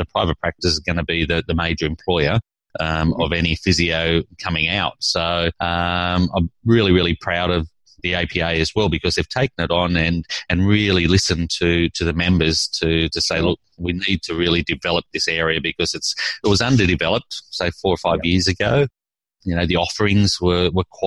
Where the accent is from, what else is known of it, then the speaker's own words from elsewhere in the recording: Sydney, New South Wales, Australia; moved away as an adult; now in Tasmania, Australia; I come from Sydney, so I did my training at Sydney Uni